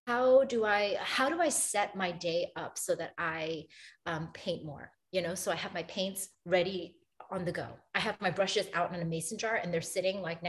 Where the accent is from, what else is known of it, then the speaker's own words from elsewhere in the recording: New York City, New York, United States; now in Boston, United States; I'm from Brooklyn, New York.